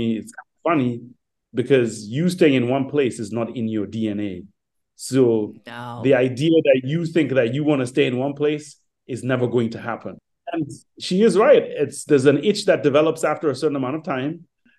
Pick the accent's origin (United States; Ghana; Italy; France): Ghana; born there; I was born in Ghana. I love Ghana. That's home.